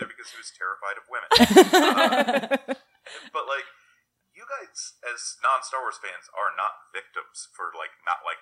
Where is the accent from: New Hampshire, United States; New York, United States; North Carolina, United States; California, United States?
New York, United States; New York City; I'm a New Yorker.